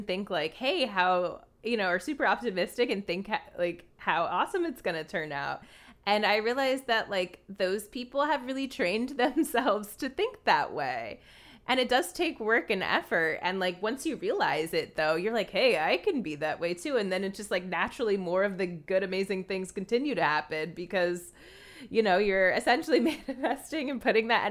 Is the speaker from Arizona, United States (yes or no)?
no; New Jersey, United States; I'm from New Jersey. Like, I definitely grew up in that environment